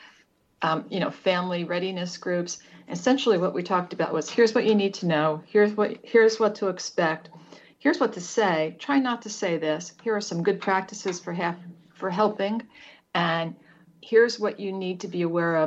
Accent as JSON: {"language": "English", "country": "United States", "tie": "born or raised there", "moved": "yes", "said": "I grew up right outside of New York City"}